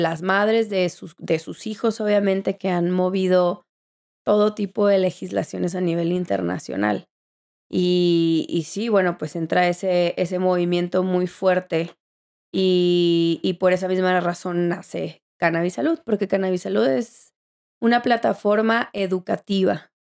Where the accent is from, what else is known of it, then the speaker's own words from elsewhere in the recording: Mexico; moved away; also born or lived in Colorado; tengo que regresar a mi país